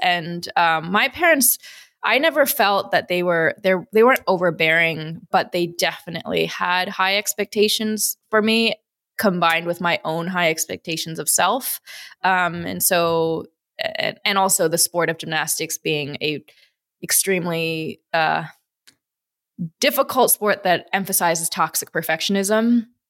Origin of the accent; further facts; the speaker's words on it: Midwest, United States; also born or lived in Chicago, Illinois; So I was born in Wisconsin. I grew up in, between Wisconsin and, and Chicago